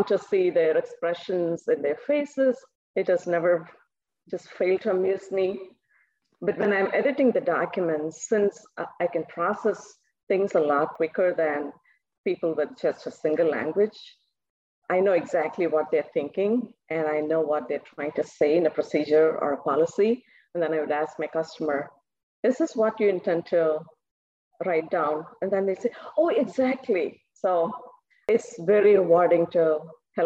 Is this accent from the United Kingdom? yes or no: no; southern India, India; first language Tamil; English is a second language; now in United States; My native language, it's called Tamil. It is spoken widely in the southern part of India. And we grew up with two languages